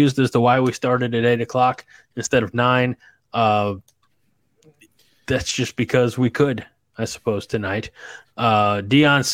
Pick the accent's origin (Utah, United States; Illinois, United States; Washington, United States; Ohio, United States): Illinois, United States; Southern; moved away as an adult; also born or lived in Chadron, Nebraska; I'm from Southern Illinois